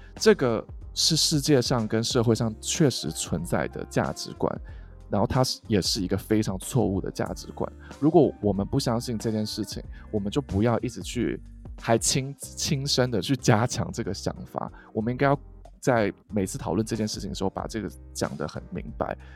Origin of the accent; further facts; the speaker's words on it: Taiwan; 因为我自己也是在台湾长大的的人